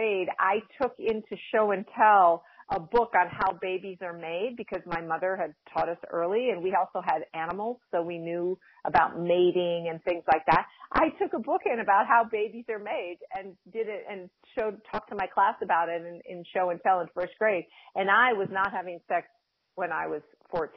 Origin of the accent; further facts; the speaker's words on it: Cornwall, Connecticut, United States; also born or lived in New York City; I grew up in a small town of Cornwall, Connecticut. There were 1,200 people. That's where I spent, you know, basically most of my youth. I was born in New York City, but I spent most of my youth in Connecticut.